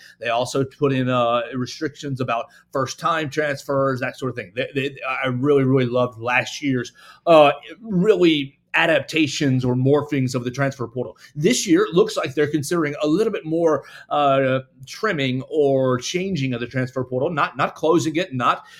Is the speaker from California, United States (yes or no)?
no; Chattanooga, Tennessee, United States; I'm from Chattanooga, Tennessee.